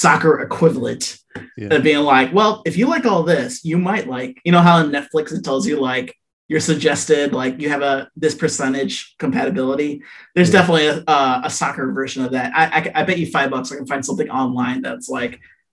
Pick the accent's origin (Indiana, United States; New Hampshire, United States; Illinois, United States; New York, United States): Illinois, United States; Chicago; I'm from Chicago